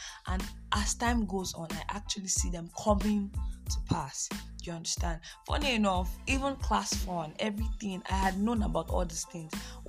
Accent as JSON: {"language": "English", "region": "Delta", "country": "Nigeria", "said": "I'm a 400 level law student of Faculty of Law, University of Nigeria. I'm from Delta State, and I love God."}